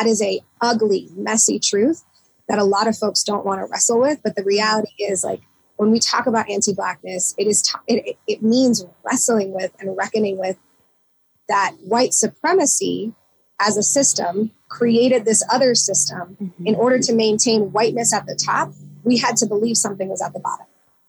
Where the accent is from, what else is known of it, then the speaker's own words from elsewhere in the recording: Philippines; even as Filipino people or dark skinned Asians, you know, the last time I was in the Philippines